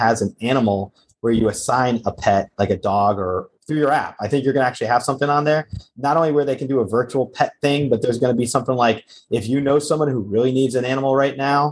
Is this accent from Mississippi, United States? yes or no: no; outside New York City, New Jersey, United States; I grew up outside New York City. I remember in Jersey